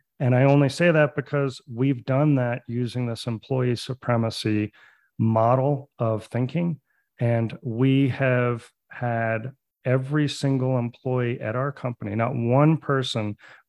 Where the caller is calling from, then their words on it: Santa Fe, New Mexico, United States; So I am calling you from Santa Fe, New Mexico. That is my home base, but our company is based in Denver, Colorado.